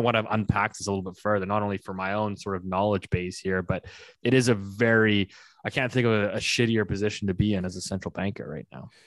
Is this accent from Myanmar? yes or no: no; Canada; as a Canadian